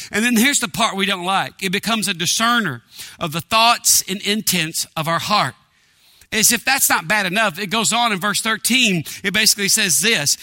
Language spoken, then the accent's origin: English; East Texas, United States; I grew up in East Texas in a small town